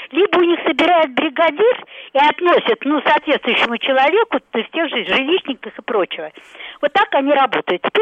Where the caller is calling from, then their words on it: Moscow, Russia; Я из Москвы.